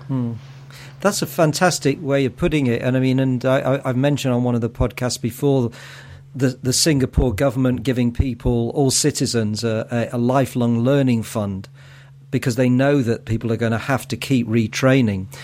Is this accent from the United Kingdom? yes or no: yes; Manchester, North West England, United Kingdom; I come from Manchester in the north of England